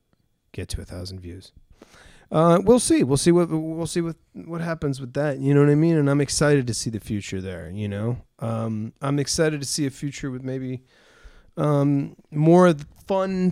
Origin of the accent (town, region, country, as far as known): Los Angeles, California, United States; born or raised there